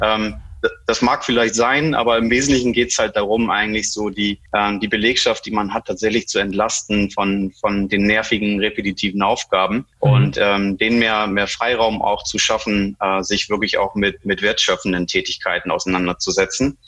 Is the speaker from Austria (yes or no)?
no; Germany; also born or lived in Iceland / Bremen; Ich bin gebürtiger Isländer, deshalb der, der komische Name, falls sich der eine oder andere wundert. Ja. Ähm, ich bin aber ähm, in, in Deutschland größtenteils aufgewachsen, bin mit vier Jahren quasi schon nach, nach Deutschland gekommen